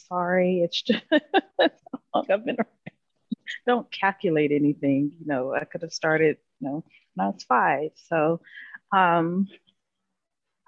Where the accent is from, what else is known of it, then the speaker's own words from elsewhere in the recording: Cincinnati, Ohio, United States; now in Florida, United States; I am actually from Cincinnati, Ohio